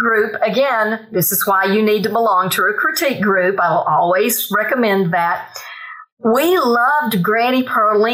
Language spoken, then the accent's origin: English; Bryson City, North Carolina, United States; City is my hometown